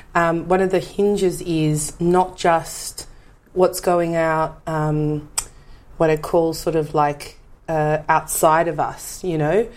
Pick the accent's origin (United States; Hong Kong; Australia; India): Australia; Sydney, New South Wales; also born or lived in Dandenong, Victoria / Campbelltown, New South Wales; I grew up in Western Sydney. I was born in Dandenong, though. My mm-hmm. parents moved from Dandenong to Campbelltown